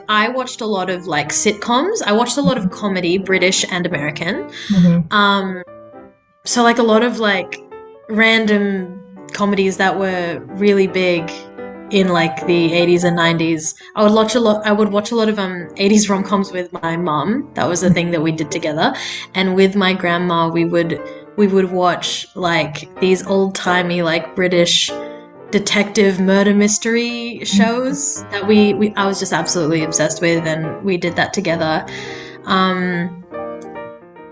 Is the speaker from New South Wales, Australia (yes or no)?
yes; Sydney, New South Wales, Australia; I grew up in specifically Western Sydney, on Darug land.